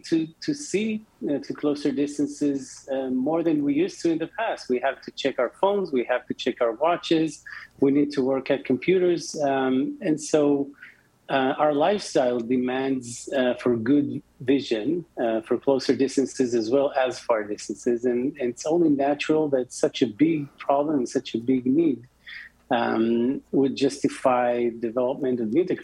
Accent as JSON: {"language": "English", "town": "Tel Aviv", "region": "Tel Aviv District", "country": "Israel", "said": "Um, so, as I mentioned before, we're from Tel Aviv. 32 North is the latitude of uh, Tel Aviv"}